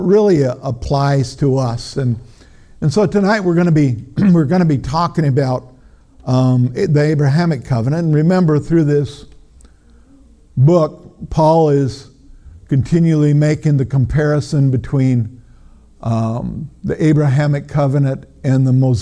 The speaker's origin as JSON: {"language": "English", "region": "Minnesota", "country": "United States", "said": "I'm from Minnesota"}